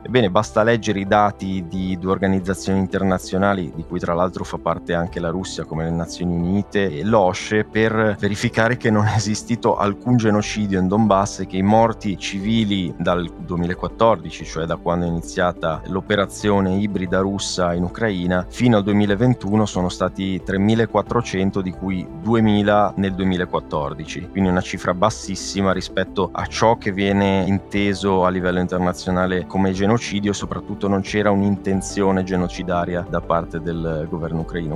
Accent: Genoa, Liguria, Italy; moved away as an adult; now in Barcelona, Spain; nella mia città natale a Genova

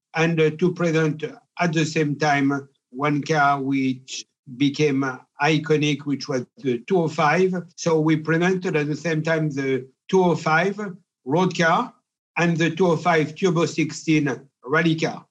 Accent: Pierrefort, Auvergne-Rhône-Alpes, France; I was born in Pierrefort, a little village in uh, Cantal, in the center of France.

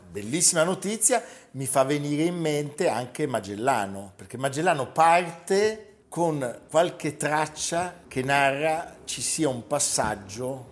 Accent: Genoa, Liguria, Italy; Io pensavo da genovese

